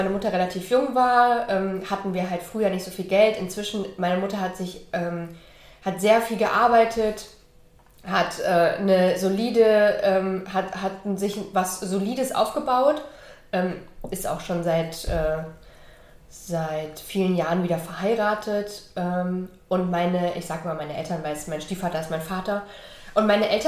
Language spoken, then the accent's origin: German; Hesse, Germany; also born or lived in East Germany; Ähm, ich bin im Osten geboren und in Westdeutschland in der Nähe von Frankfurt aufgewachsen.